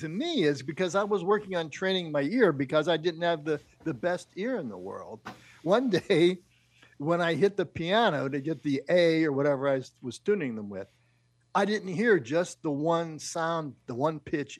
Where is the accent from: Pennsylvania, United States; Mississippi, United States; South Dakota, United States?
Pennsylvania, United States; Pittsburgh; now in Chicago, United States; I grew up in Pittsburgh